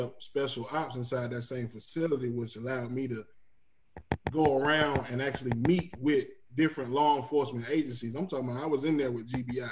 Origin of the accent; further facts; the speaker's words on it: Brunswick, Georgia, United States; I'm from Brunswick. I was raised in Brunswick.